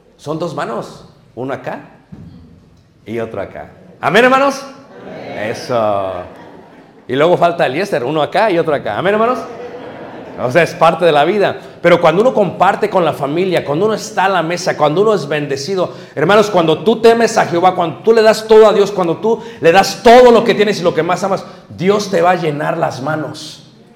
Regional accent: Mexico City, Mexico; Nosotros somos de Ciudad de México, mi madre nos llevaba al estado de Guerrero y nos mandaba con mi abuelo

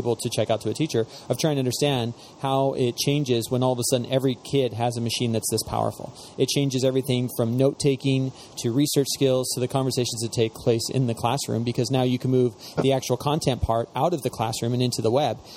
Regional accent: Spokane, Washington, United States; I'm from Spokane.

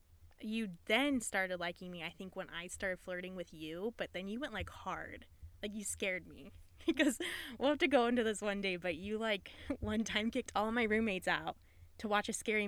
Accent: Ohio, United States; I grew up in Ohio.

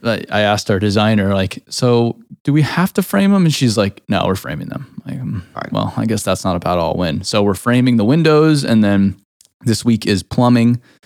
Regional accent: Arizona, United States; now in Nashville, United States; I grew up in Arizona

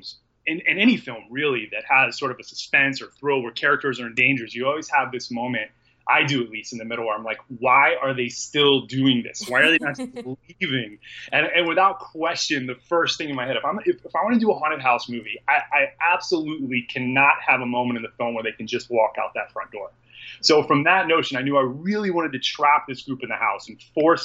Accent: Southeast United States, United States; I'm from the Southeast United States

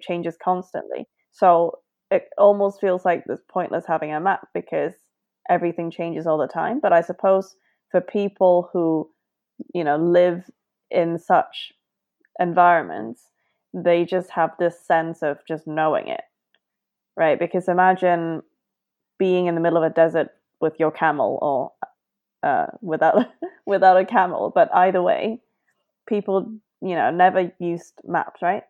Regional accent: Hong Kong; I grew up in Hong Kong

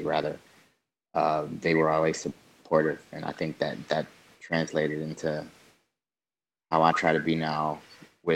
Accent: Detroit, Michigan, United States; I grew up on Detroit's east side

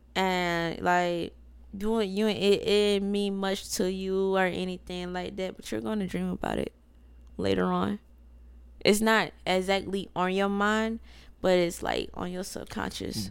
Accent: South Carolina, United States; we're from South Carolina

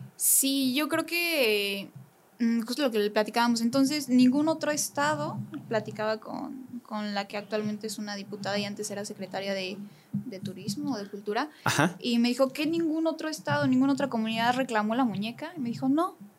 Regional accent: Amealco, Querétaro, Mexico; moved away as an adult; soy de Amialco

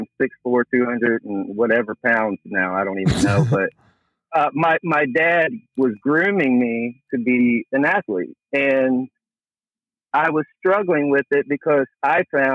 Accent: the Bible Belt South, United States; When I was growing up, I grew up in the Bible Belt South

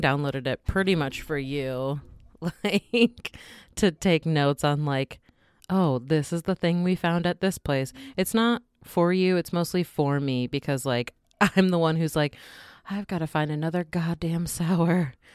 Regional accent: Wisconsin, United States; moved away; I'm originally from Wisconsin

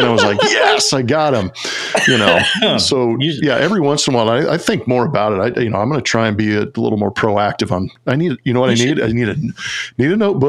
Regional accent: Southern California, United States; I grew up in Southern California

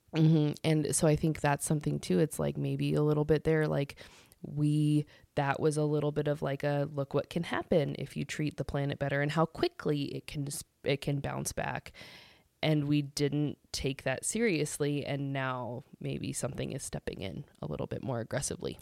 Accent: United States; as the American people

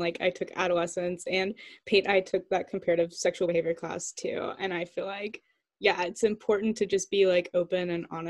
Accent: Massachusetts, United States; we're all from Massachusetts.

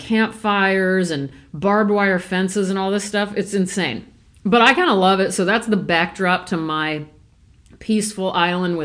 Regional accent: Omaha, Nebraska, United States; moved away; also born or lived in Thousand Oaks, California; I grew up in Ponca Hills in Omaha, Nebraska

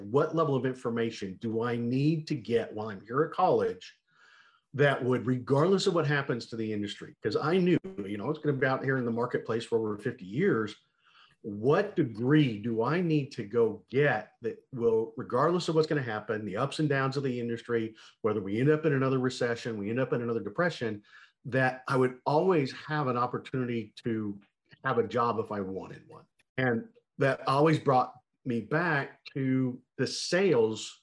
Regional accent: Montana, United States; I grew up in Montana

